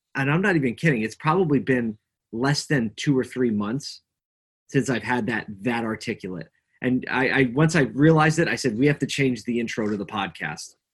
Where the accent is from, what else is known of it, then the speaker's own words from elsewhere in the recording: Philadelphia, Pennsylvania, United States; moved away as an adult; also born or lived in upstate New York; I grew up in Philly, uh, Philadelphia, Pennsylvania. Um, so I was a city kid growing up.